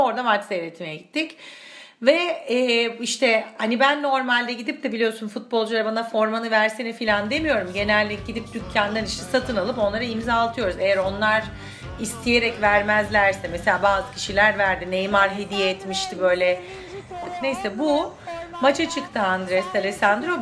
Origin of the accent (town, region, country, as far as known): Turkey; moved away as an adult; also born or lived in Argentina; now in Cologne, Germany